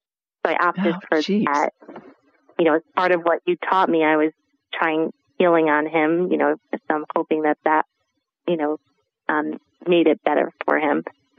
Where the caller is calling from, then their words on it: Delanson, New York, United States; I'm calling from Delanson, New York